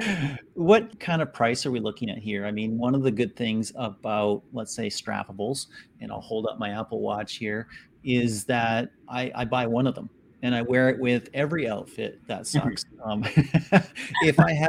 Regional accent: Vancouver, British Columbia, Canada; I'm Canadian from Vancouver, Canada

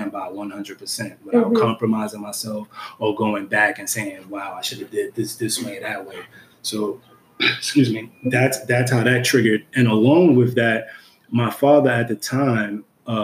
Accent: New York City, New York, United States; the environment that I was raised in Brooklyn, New York

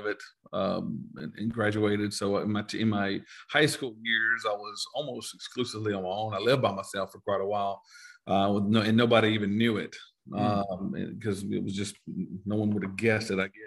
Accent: Elberton, Georgia, United States; moved away as an adult; now in Texas, United States; originally grew up in very rural Georgia. I would name you the place, but really, you would never hear it. It's a place called Elberton, Georgia

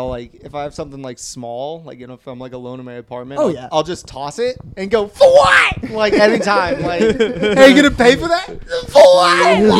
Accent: Bay Area, California, United States; I'm from the Bay Area

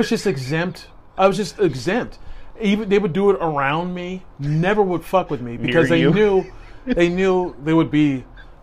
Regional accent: Vancouver, British Columbia, Canada; growing up in Vancouver and being the only white black guy in an all white area.

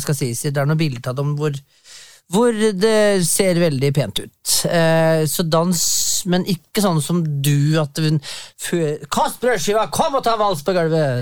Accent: Valdres, Innlandet, Norway; jeg er sørbo, fra Valdres

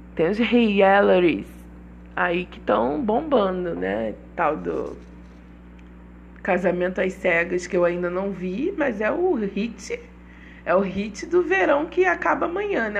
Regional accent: Rio de Janeiro, Brazil; accent: carioca; sou carioca, por isso o meu mesmo sai mesmo

